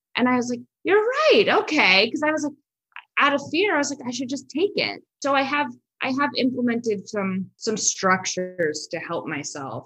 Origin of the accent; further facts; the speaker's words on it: Los Angeles, California, United States; I'm from Los Angeles, so everyone lives in LA still